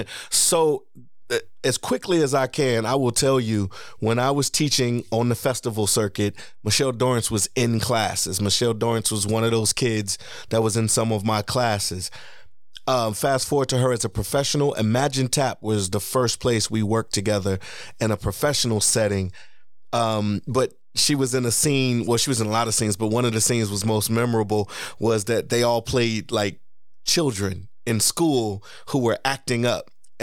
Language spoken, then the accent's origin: English; Dublin, Leinster, Ireland; And I would say I'm from the west side of Dublin.